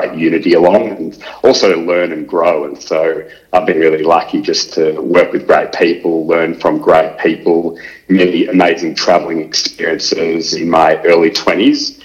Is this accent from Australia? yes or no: yes; Melbourne, Victoria, Australia; I grew up in Melbourne